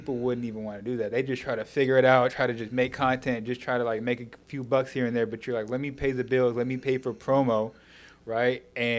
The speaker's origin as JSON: {"language": "English", "town": "Dallas", "region": "Texas", "country": "United States", "lives_now": "New York, United States", "said": "I told you I came from Dallas, Texas."}